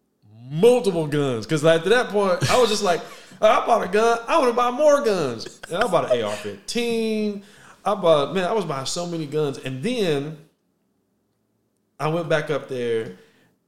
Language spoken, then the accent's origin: English; Waco, Texas, United States; I'm from Waco